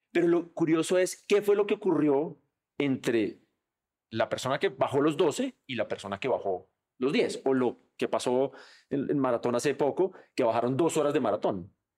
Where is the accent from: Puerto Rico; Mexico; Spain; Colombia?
Colombia; nosotros como colombianos